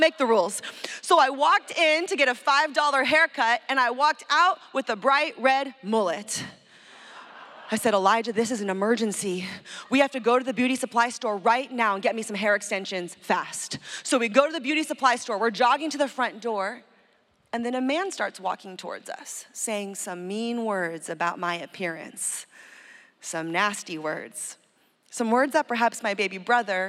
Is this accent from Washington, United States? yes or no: no; San Francisco, California, United States; my hometown, San Francisco